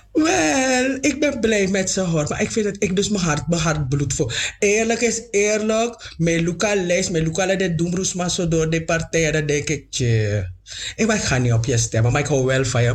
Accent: Suriname; ik ben niet alleen maar een Afro-Surinamer, ik ben ook gewoon een Surinamer

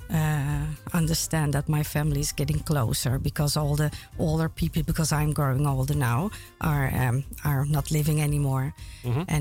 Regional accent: Amsterdam, North Holland, Netherlands; Well, I was born in Amsterdam.

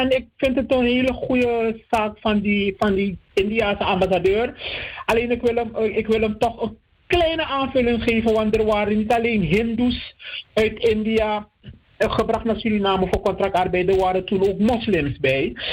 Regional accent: Netherlands; ik ben ook onder jurisdictie van de Nederlandse wet als Nederlander.

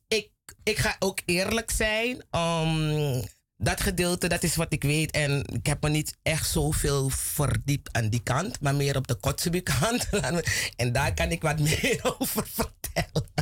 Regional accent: Plantation Zorg en Hoop?, Commewijne, Suriname

